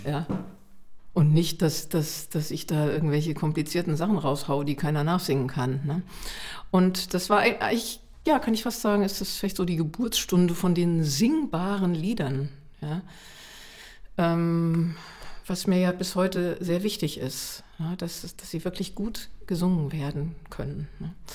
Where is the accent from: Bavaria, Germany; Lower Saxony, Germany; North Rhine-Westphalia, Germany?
Bavaria, Germany; Munich; ich bin ja in München aufgewachsen